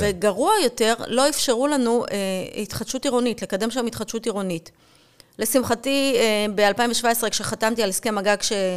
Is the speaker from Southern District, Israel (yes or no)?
no; Or Yehuda, Tel Aviv District, Israel; כשהייתי ילדה, גדלתי ונולדתי, התחנכתי באור יהודה